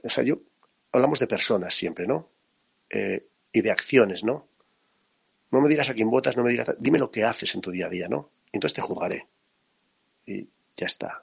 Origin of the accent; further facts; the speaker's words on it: La Rioja, Spain; Yo soy de un pueblo muy pequeñito de La Rioja